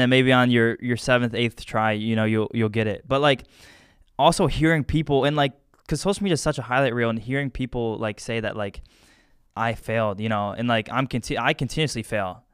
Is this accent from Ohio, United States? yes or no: yes; Medina, Ohio, United States; I'm from Medina